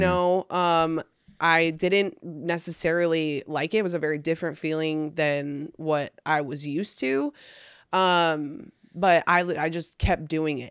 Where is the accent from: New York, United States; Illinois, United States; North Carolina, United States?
New York, United States; now in Austin, United States; I'm from New York